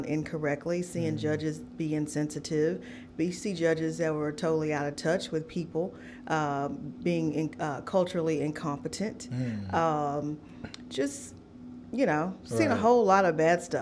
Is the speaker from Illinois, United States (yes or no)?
no; Oklahoma, United States; moved away as an adult; also born or lived in Langston, Oklahoma; now in Nashville, United States; I am originally from Oklahoma